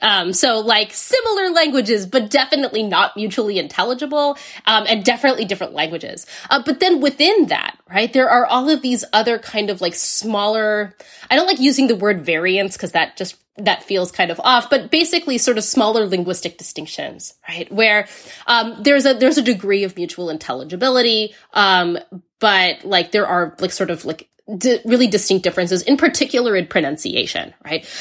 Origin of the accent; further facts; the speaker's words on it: United States; I grew up in the United States